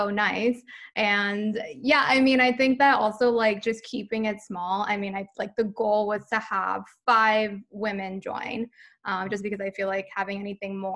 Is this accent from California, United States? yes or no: no; New York City, New York, United States; I'm originally from New York City